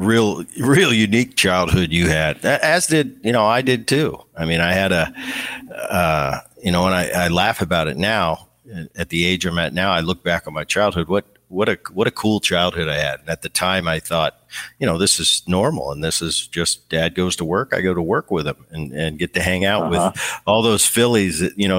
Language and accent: English; Seattle, Washington, United States; I was out after a game in Seattle in my hometown